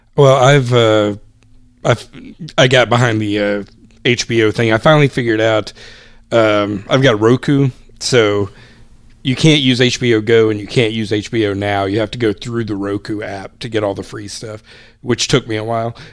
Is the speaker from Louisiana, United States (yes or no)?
no; Greenville, South Carolina, United States; my hometown newspaper, Greenville News